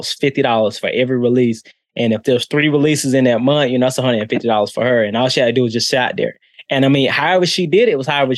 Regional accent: Charlotte, North Carolina, United States; Charlotte, North Carolina.

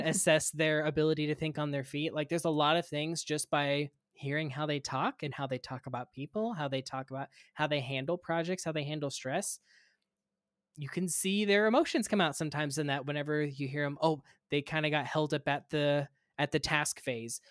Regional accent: Kansas, United States; moved away as an adult; also born or lived in Gainesville, Florida; now in Minnesota, United States; I'm originally from Kansas, I went to pharmacy school at the University of Kansas

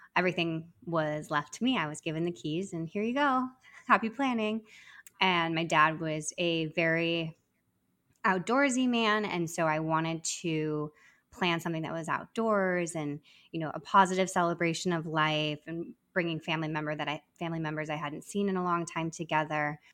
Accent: Arizona, United States; moved away as an adult; now in New York City, United States; I'm originally from Arizona

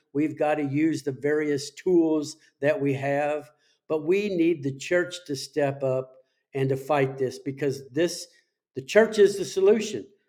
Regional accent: Las Vegas, Nevada, United States; my hometown of, of Las Vegas

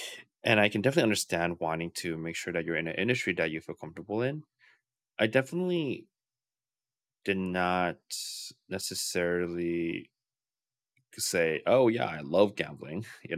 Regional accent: New York, United States; The culture of New York is, I'm a New Yorker.

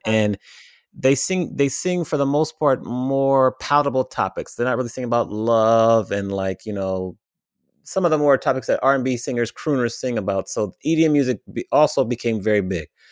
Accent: Washington, District of Columbia, United States; now in Los Angeles, United States; I grew up in the Washington, D C area. I've been living in Los Angeles now for fourteen and a half years

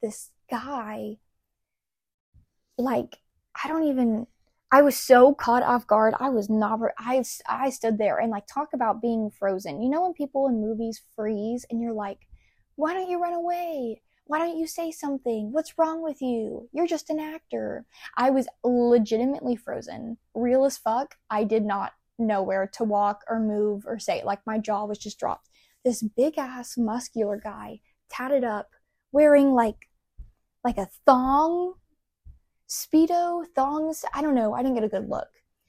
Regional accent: Houston, Texas, United States; I'm from Houston

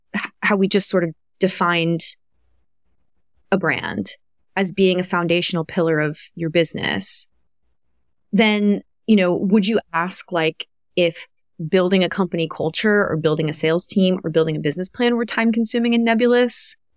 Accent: Kentucky, United States; moved away; I grew up in Kentucky

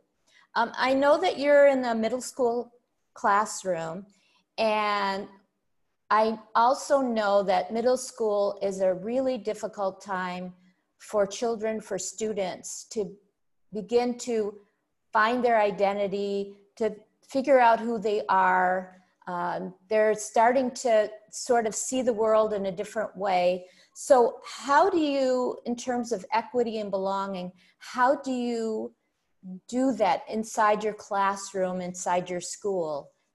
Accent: Buffalo, New York, United States; moved away; also born or lived in Kuwait; I belong where I grew up in Buffalo, New York

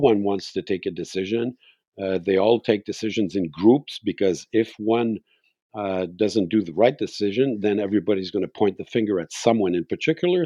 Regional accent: Montreal, Quebec, Canada; moved away as an adult; now in Mont-Tremblant, Canada; I was born in Montreal

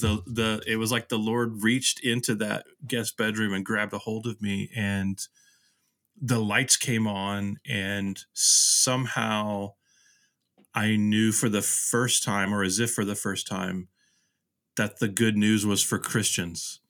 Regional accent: Houston, Texas, United States; also born or lived in Nashville / Vermont; now in Kansas City, United States; the places I grew up in Houston

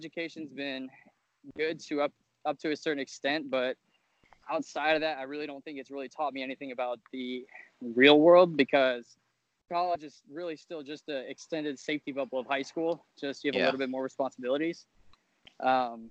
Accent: Fort Myers, Florida, United States; moved away as an adult; now in Tallahassee, United States; I'm from South Florida

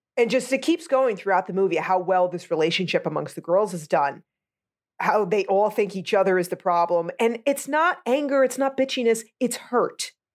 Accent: United States; I'm American

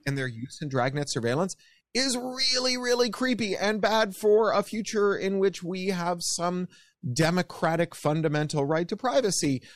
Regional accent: Canada; accent: Canadian; now in United States; as you can hear from my accent, I'm a Canadian.

